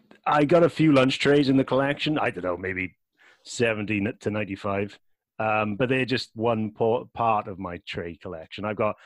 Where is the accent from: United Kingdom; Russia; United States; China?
United Kingdom; Wales; Look, I'm a Welshman. I don't take offense.